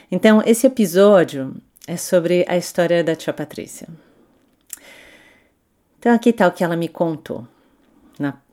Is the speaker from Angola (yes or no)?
no; Switzerland; born there; Eu nasci na Suíça, filha de mãe alemã e pai português.